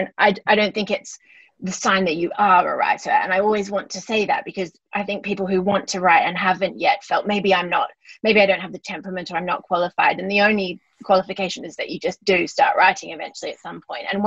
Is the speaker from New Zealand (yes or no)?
yes; New Zealand; also born or lived in London; now in Australia; I'm from New Zealand originally, and I've lived in Australia for a long time